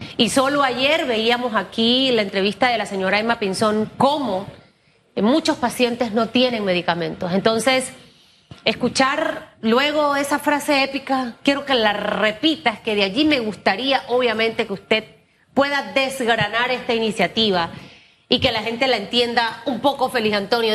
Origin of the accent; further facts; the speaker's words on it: Panama; como ciudadana, como panameña